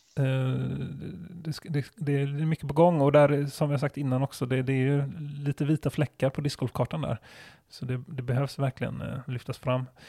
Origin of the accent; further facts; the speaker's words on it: Gothenburg, Västra Götaland, Sweden; Jag är ju från Göteborg